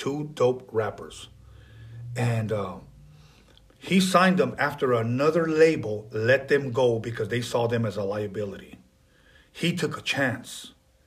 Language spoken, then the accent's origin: English; Wilmington, United States; I live in Wilmington.